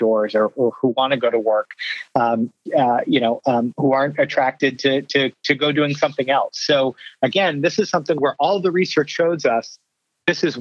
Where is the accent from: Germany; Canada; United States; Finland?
United States; York County, Maine; when I was growing up in York County